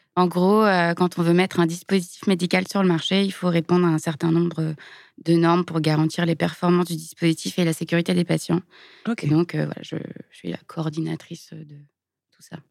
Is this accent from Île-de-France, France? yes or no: no; Lyon, Auvergne-Rhône-Alpes, France; je suis née à Lyon, j'ai grandi dans la banlieue